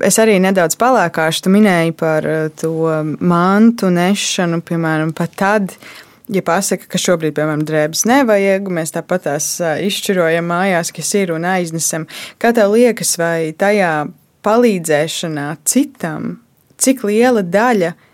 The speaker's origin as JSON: {"language": "Latvian", "country": "Latvia", "tie": "born there", "said": "Mēs esam dzimuši brīvā Latvijā."}